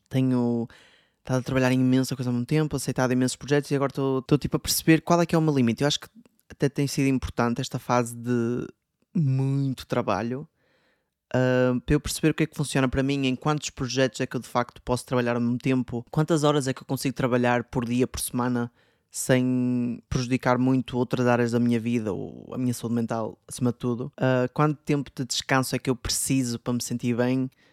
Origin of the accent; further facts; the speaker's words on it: Portugal; moved away as an adult; da minha terra em Portugal